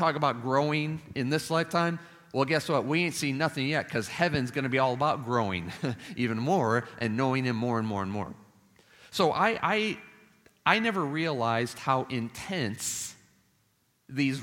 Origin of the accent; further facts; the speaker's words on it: Chicago, Illinois, United States; now in Nashville, United States; the city of Chicago, where I was born and raised.